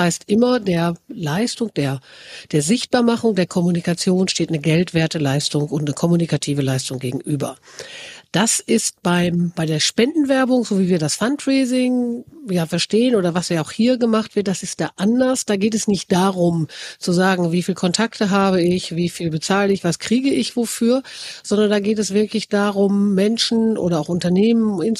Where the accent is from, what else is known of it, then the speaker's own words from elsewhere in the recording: North Rhine-Westphalia, Germany; ich komme gebürtig aus dem Sauerland, es hat geschneit, die ersten Lifte laufen